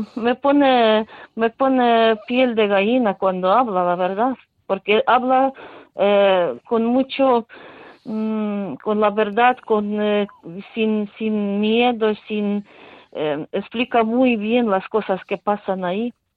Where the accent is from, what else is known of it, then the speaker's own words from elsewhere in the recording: Ukraine; Spanish is a second language; now in Spain; yo creo en mi país